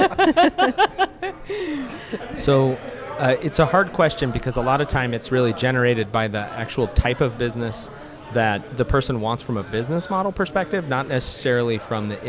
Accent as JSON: {"language": "English", "town": "Omaha", "region": "Nebraska", "country": "United States", "said": "I'm from Omaha, Nebraska"}